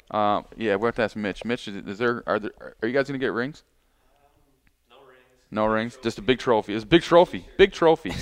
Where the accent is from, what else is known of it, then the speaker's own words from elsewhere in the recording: Holt, Michigan, United States; I grew up in Holt, Michigan